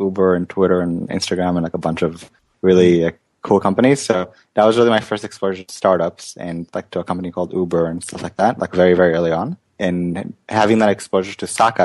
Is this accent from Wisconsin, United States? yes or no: no; Sunnyvale, California, United States; also born or lived in Israel; I was born in Israel and moved to Sunnyvale and really grew up in when I was 10. So I really grew up in Sunnyvale in Silicon Valley